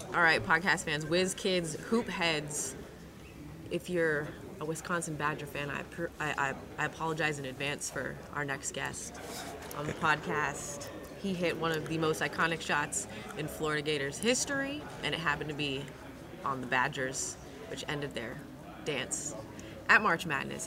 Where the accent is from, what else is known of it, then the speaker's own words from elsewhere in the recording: Vancouver, British Columbia, Canada; I'm from Canada.